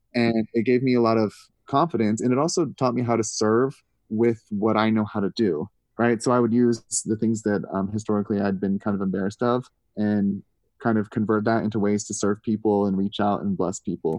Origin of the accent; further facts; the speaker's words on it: Missouri, United States; I grew up in Missouri